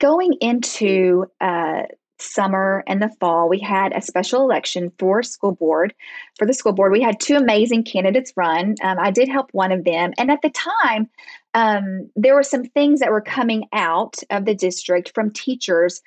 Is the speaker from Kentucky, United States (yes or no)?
no; Arkansas, United States; also born or lived in Dallas, Texas / Fayetteville, Arkansas; We are from Arkansas. I was born and raised here